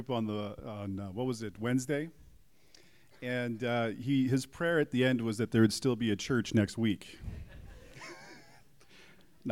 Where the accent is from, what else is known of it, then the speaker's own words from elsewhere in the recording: Calgary, Alberta, Canada; moved away as an adult; also born or lived in Prince Edward Island; now in Kelowna, Canada; I'm from Calgary